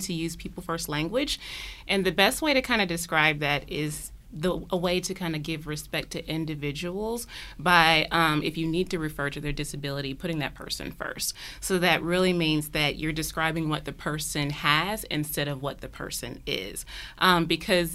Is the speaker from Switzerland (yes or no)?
no; Michigan, United States; moved away as an adult; also born or lived in Chicago; now in Georgia, United States; I'm originally from Michigan